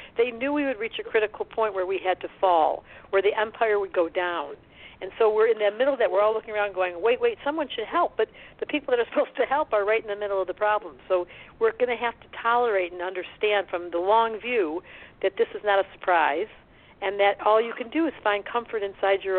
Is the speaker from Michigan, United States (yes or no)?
yes; Detroit, Michigan, United States; accent: Detroit; now in Boulder, United States; I live in Colorado, but my accent is definitely from Detroit.